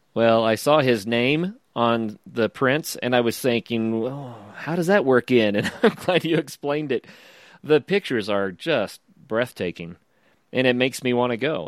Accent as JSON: {"language": "English", "region": "the American West", "country": "United States", "said": "I'm from the American West"}